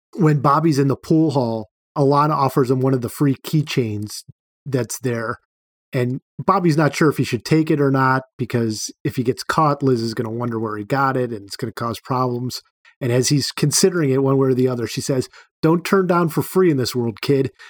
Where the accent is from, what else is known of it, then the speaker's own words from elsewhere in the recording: Cleveland, Ohio, United States; I grew up in Cleveland, so I'm an Indians fan